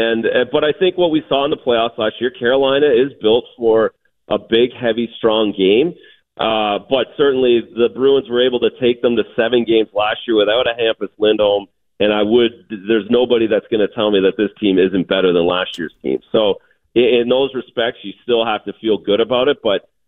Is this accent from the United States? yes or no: no; Canada; As a Canadian guy, again, back to that Tim Hortons sitting around having a coffee, everyone talked about the 70 Canadians when I was growing up